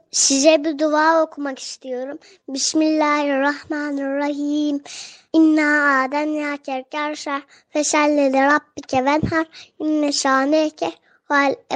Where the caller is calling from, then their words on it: Istanbul, Turkey; 5 yaşındayım.